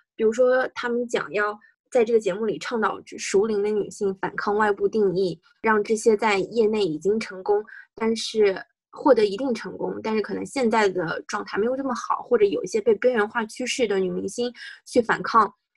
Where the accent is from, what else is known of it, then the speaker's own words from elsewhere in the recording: China; 尤其是作为中国人都明白